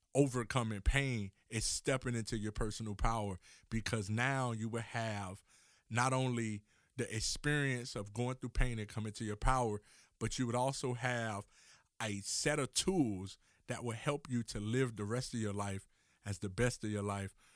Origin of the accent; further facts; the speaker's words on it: Miami, Florida, United States; I'm from Miami, Florida